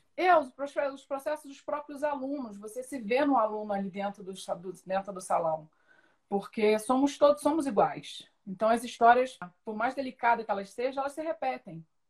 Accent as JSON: {"language": "Portuguese", "town": "São Gonçalo", "region": "Rio de Janeiro", "country": "Brazil", "tie": "born or raised there", "said": "eu sou de São Gonçalo, nasci em São Gonçalo, cresci lá"}